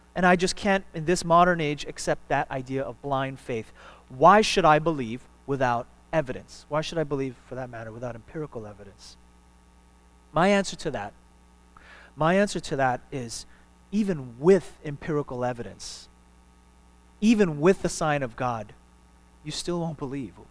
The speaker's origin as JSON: {"language": "English", "region": "New York", "country": "United States", "tie": "born or raised there", "moved": "yes", "lives_now": "Houston, United States", "said": "my hometown in New York"}